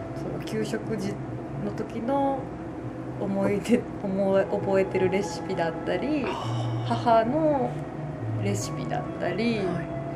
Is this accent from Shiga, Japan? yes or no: yes; Shiga, Japan; 私ここで育ってるし、はいはい、家族もみんな知ってくれてるし